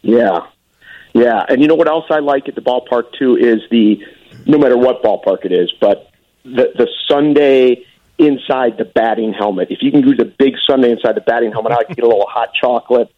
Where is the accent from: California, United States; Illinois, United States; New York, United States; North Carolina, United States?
Illinois, United States; Arlington Heights; also born or lived in Chicago; I'm from Arlington Heights, and now I've gone full circle. I'm all the way back in Arlington Heights.